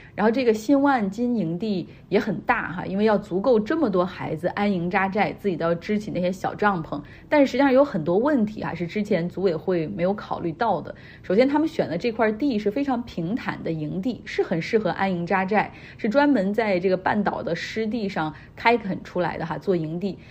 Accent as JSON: {"language": "Chinese", "country": "China", "said": "我们中国人"}